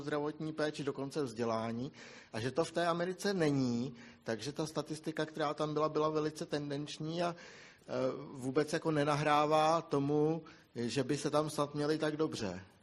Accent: Bohemia, Czechia; my jsme u nás v Čechách zvyklí

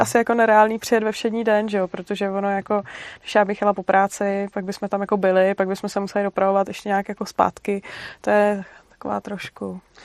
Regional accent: Brno, South Moravian Region, Czechia; já jsem Brňák totiž úplně

